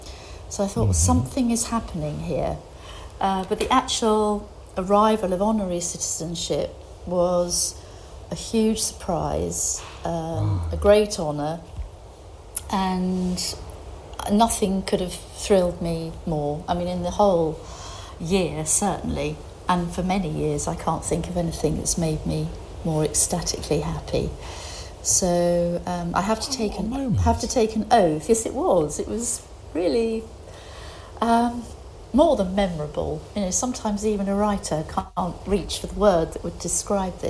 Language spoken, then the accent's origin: English; United Kingdom; now in Greece; I'm still British.